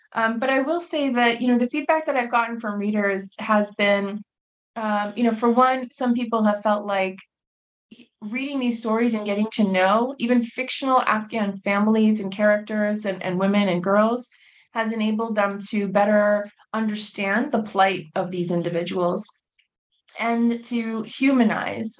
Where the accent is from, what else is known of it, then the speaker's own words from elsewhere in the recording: United States; I was born and raised in the United States.